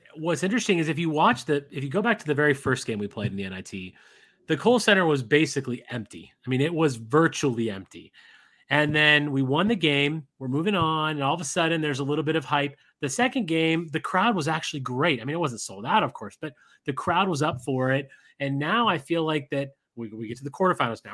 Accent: Las Vegas, Nevada, United States; my hometown of Vegas

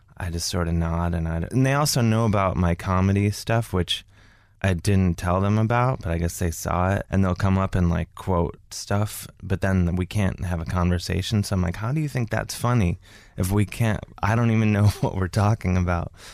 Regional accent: Cleveland, Ohio, United States; now in New York, United States; I'm from Cleveland, Ohio.

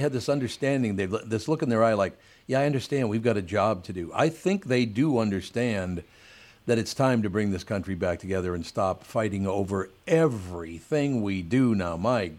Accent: Minnesota, United States; born there; it's not just because I was born in, Minnesota and I'm an American guy.

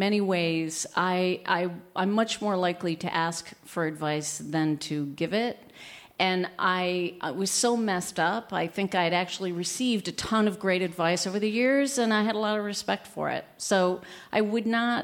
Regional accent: upstate New York, United States; also born or lived in Chicago; I spend most of my time in my hometown in upstate New York where I'm from.

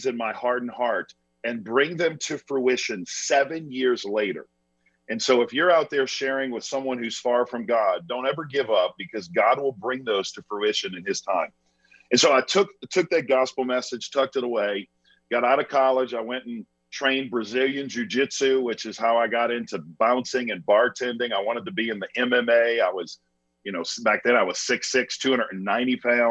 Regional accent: Chalmette, Louisiana, United States; I was born and raised in South Louisiana. So I was right outside of New Orleans in a town called Chalmette, which is a small town in the south part of Louisiana.

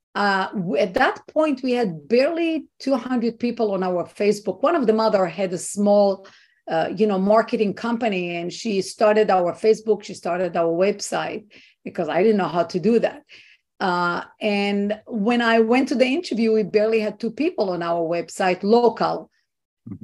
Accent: Israel; now in United States; i was not born here i was not raised here i am an immigrant and i'm coming from what i think is a free country israel

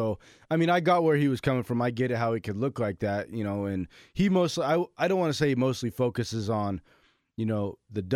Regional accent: New York City, New York, United States; moved away; also born or lived in Prineville, Oregon; I'm from Brooklyn, right, and I moved to Prineville

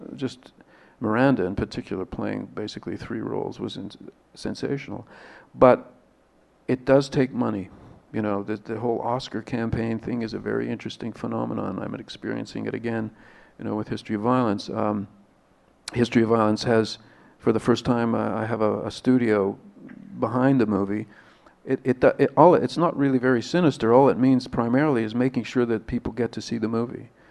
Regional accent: Canada; being Canadian

